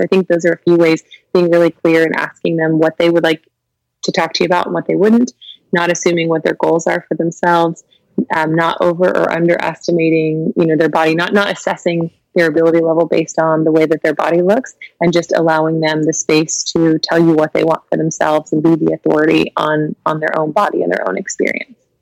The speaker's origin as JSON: {"language": "English", "region": "Kentucky", "country": "United States", "tie": "born or raised there", "also_born_or_lived": "Lexington, Kentucky", "said": "I was born and raised in Kentucky"}